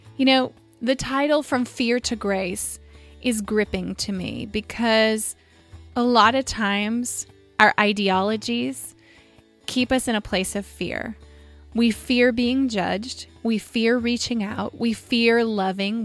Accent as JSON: {"language": "English", "town": "Visalia", "region": "California", "country": "United States", "tie": "born or raised there", "moved": "as an adult", "lives_now": "Southern California, United States", "said": "I grew up in Visalia"}